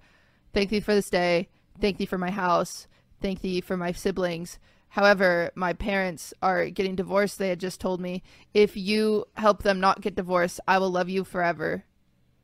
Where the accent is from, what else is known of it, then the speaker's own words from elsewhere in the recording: Washington, United States; I was born in Washington on a rainy night in June